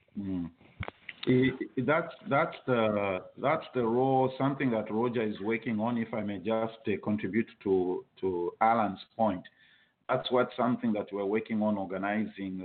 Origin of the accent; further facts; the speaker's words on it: Zambia; moved away; I was from Zambia